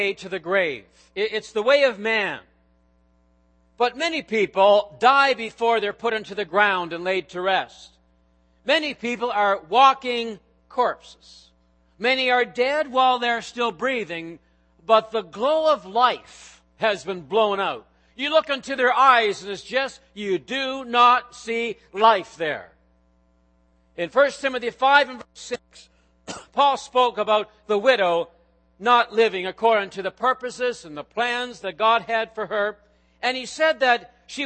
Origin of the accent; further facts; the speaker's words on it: Nova Scotia, Canada; moved away; back in my home country, Nova Scotia